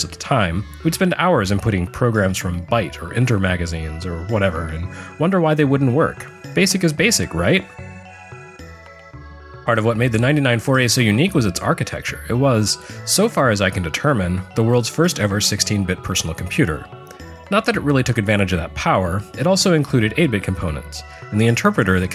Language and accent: English; Lubbock, Texas, United States; My hometown, Lubbock, Texas